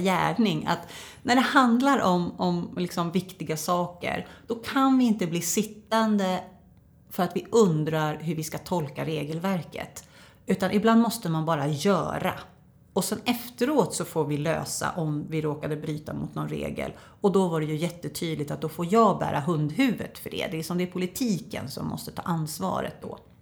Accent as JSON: {"language": "Swedish", "town": "Norberg", "region": "Västmanland", "country": "Sweden", "said": "jag är från Norberg"}